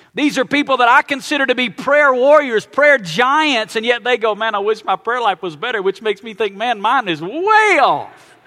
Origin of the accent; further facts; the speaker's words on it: Alabama, United States; I was born and raised in Alabama